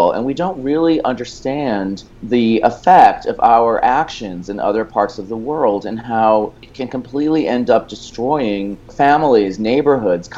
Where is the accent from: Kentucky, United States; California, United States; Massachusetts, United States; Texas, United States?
Massachusetts, United States; Boston; moved away as an adult; now in New York City, United States; I'm originally from the Boston area, and I definitely grew up, even though you wouldn't know it from my last name, which is on my father's side, Irish. I'm actually more Lebanese than Irish, and I grew up in the Boston area